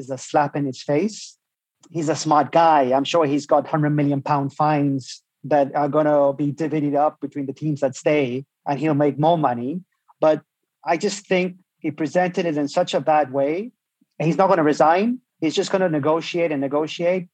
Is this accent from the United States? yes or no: no; Las Palmas, Canary Islands, Spain; now in Santiago, Chile; I'm from Las Palmas